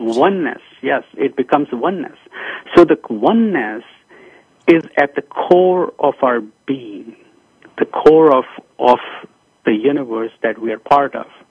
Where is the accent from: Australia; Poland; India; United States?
India; moved away as an adult; I was born in India